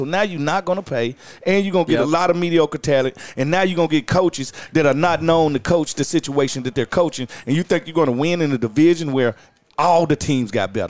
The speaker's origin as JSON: {"language": "English", "region": "Mississippi", "country": "United States", "said": "Because I'm from Mississippi."}